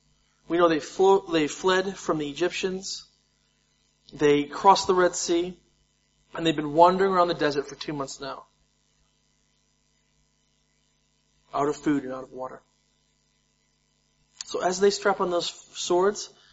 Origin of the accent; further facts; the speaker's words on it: United States; I'm American